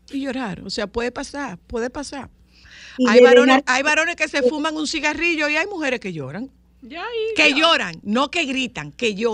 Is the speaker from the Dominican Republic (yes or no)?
yes; Nagua, María Trinidad Sánchez, Dominican Republic; soy de Nagua